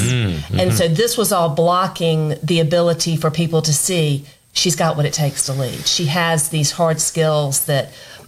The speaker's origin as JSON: {"language": "English", "region": "South Carolina", "country": "United States", "tie": "born or raised there", "said": "growing up in South Carolina"}